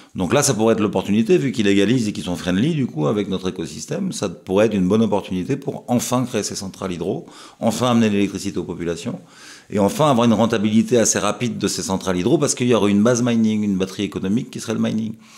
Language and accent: French; France; chez nous en France